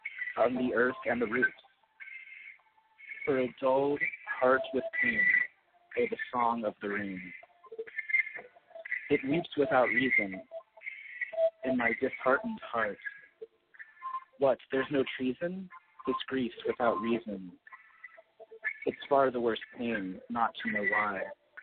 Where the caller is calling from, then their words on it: Long Beach, California, United States; I'm 23 years old. I'm calling from Long Beach, California.